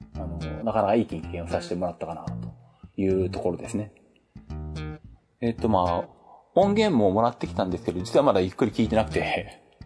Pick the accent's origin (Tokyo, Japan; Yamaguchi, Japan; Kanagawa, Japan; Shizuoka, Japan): Shizuoka, Japan; 地元静岡の SBS ラジオ